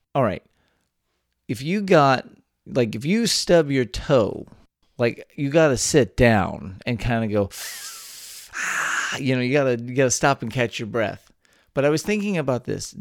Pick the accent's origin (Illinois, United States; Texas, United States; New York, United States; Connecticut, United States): Texas, United States; born or raised there